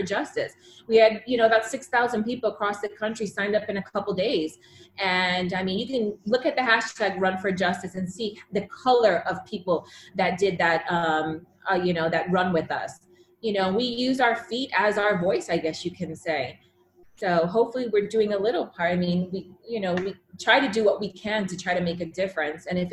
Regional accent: Fort Lauderdale, Florida, United States; I grew up in South Florida, Fort Lauderdale.

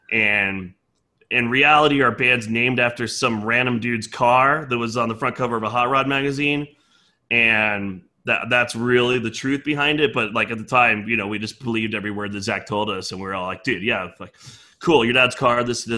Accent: Chicago, Illinois, United States; as far as I grew up in Chicago. I know

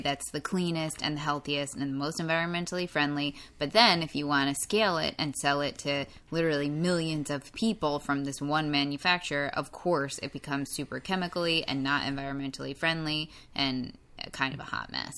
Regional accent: New York, United States; I'm from New York

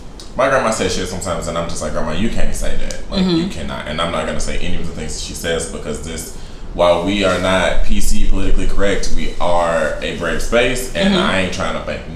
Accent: United States; I was born here on God's green earth of America.

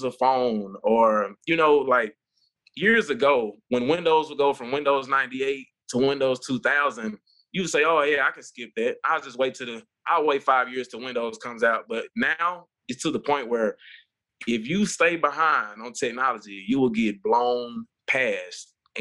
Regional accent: Jackson, Mississippi, United States; moved away as an adult; now in Memphis, United States; I grew up in Jackson, Mississippi, small town

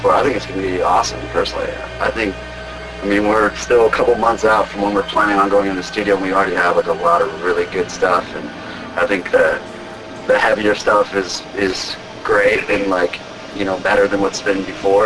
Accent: California, United States; I grew up in California

